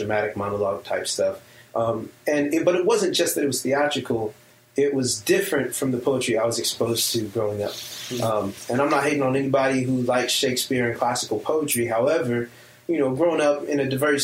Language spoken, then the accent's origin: English; Long Beach, California, United States; born and raised in Long Beach, California, under the influence of hip-hop.